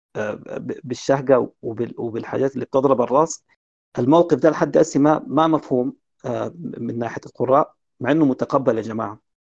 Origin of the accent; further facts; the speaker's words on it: Sudan; عندنا في السودان